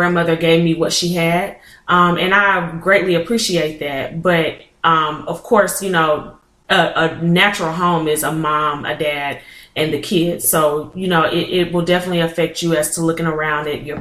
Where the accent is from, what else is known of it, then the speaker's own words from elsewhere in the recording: Fayette, Alabama, United States; I am originally from Fayette, Alabama